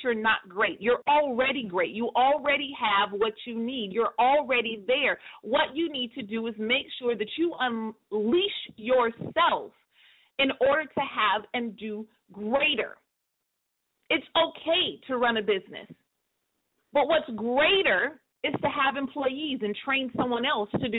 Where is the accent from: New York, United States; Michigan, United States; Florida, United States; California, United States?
California, United States; Northern; my hometown in Northern California